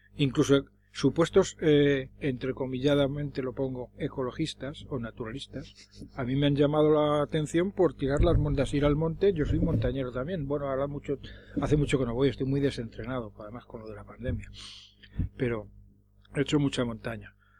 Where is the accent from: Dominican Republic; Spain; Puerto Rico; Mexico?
Spain; Madrid, Community of Madrid; Yo de pequeño vivía por la Plaza Castilla